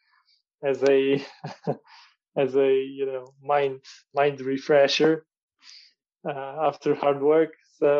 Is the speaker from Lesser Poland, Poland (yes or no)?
no; Warsaw, Masovian Voivodeship, Poland; So I'm from Warsaw, from Poland. And I was born in Warsaw. I grew up here.